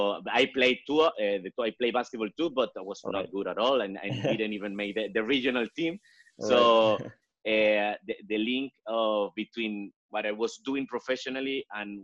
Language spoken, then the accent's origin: English; Venezuela; I was born and raised in Venezuela. It's my home country.